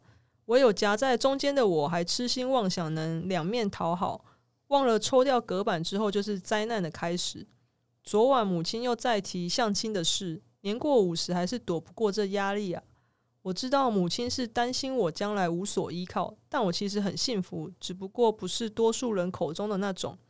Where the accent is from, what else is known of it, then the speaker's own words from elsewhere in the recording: southern Taiwan, Taiwan; 但我也是南部人呢